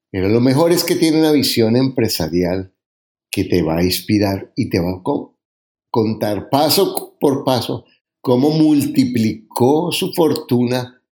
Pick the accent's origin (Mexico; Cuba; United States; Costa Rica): Mexico; tengo 28 años, soy mexicano y soy ingeniero civil